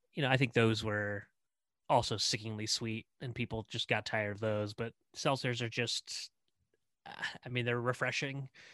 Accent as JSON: {"language": "English", "region": "Indiana", "country": "United States", "tie": "born or raised there", "also_born_or_lived": "Cincinnati", "moved": "as an adult", "said": "I'm here as territory manager back in Indiana, my home state"}